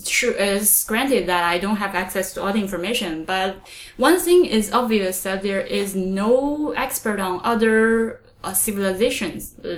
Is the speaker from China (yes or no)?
yes; China; first language Chinese; English is a second language; moved away as an adult; now in Montreal, Canada; because I grew up in China